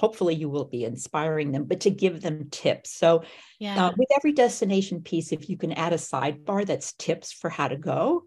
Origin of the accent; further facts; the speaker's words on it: Bogota, Colombia; also born or lived in West Africa; now in United States; I grew up in Bogota, Colombia